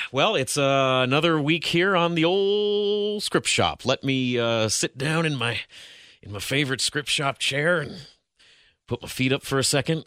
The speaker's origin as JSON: {"language": "English", "region": "Ohio", "country": "United States", "said": "I'm an Ohio dude."}